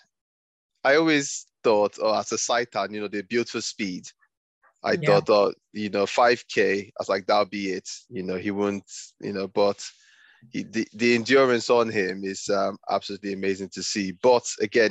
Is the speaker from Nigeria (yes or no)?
yes; Nigeria; now in United Kingdom; I grew up in Nigeria before I moved to the UK